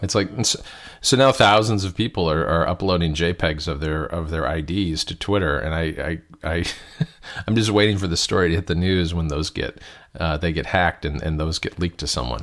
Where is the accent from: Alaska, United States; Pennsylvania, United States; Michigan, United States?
Michigan, United States; I grew up in Michigan, not too far from Detroit, where DeLorean was based